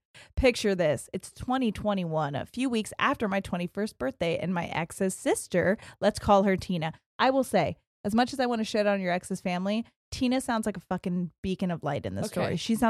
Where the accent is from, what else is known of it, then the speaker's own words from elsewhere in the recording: Ohio, United States; I'm from Central Ohio and started listening to you guys during peak COVID.